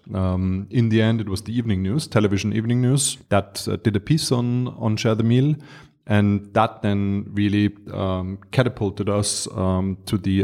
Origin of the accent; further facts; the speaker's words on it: Vienna, Austria; also born or lived in Dar es Salaam, Tanzania; I was born and raised in Vienna